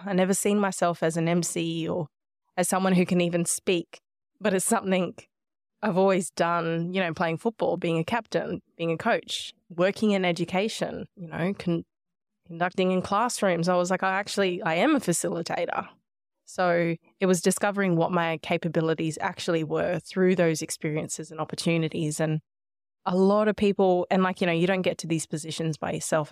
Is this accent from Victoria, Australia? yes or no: no; Nhulunbuy, Northern Territory, Australia; also born or lived in Melbourne, Australia; now in Gold Coast, Australia; growing up in Nullumbuy, though, have always felt like that lands my home